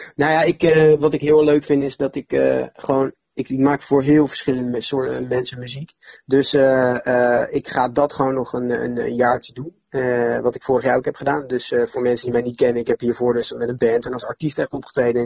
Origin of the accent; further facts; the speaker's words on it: Netherlands; als Nederlanders dan en als Europeanen